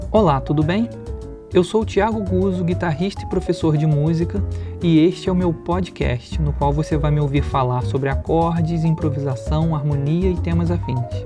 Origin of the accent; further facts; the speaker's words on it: Nova Friburgo, Rio de Janeiro, Brazil; eu sou de Friburgo e eu fui para o Rio